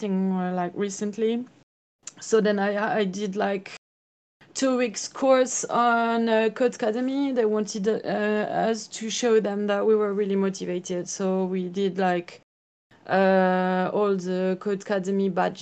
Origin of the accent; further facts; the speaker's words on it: France; I'm from France.